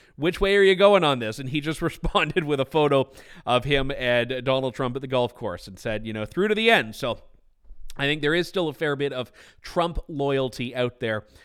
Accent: Trenton, Ontario, Canada; I am from, uh, Trenton, Ontario, Canada

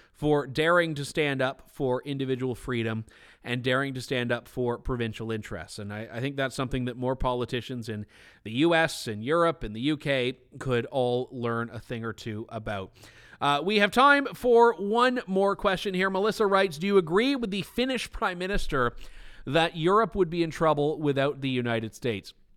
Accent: Trenton, Ontario, Canada; I am from, uh, Trenton, Ontario, Canada

